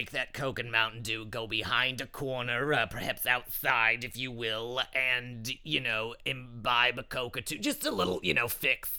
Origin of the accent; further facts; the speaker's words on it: Long Island, New York, United States; now in New York City, United States; I'm from Long Island, but of course I live in, you know, the city.